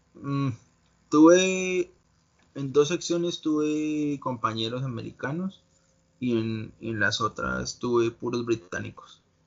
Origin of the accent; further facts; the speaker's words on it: Colombia; now in United States; Yo, soy colombiano y espero en unos, en unos tres años poder volver a Colombia